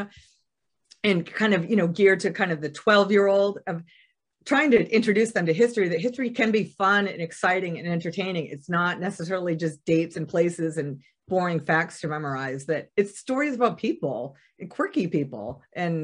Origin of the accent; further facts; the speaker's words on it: Boston, Massachusetts, United States; moved away as an adult; also born or lived in Washington, D.C. / Korea / Bosnia / Germany; I grew up in Massachusetts in the Boston area